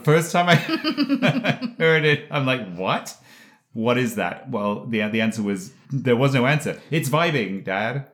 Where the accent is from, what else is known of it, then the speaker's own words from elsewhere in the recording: England, United Kingdom; moved away; when I was a kid growing up in England